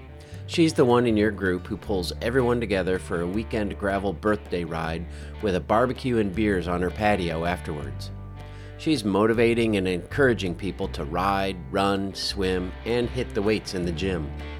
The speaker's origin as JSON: {"language": "English", "town": "Des Moines", "region": "Iowa", "country": "United States", "tie": "born or raised there", "said": "my hometown of Des Moines, Iowa"}